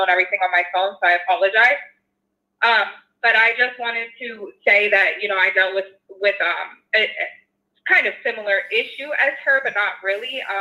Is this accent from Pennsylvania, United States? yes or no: yes; Philadelphia, Pennsylvania, United States; now in Los Angeles, United States; So, so I'm originally from Philadelphia, actually, and I currently live in LA. I've been here about seven years